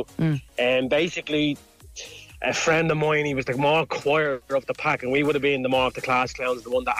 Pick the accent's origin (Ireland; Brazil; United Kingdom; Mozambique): Ireland; Dublin, Leinster; Growing up in Ballymun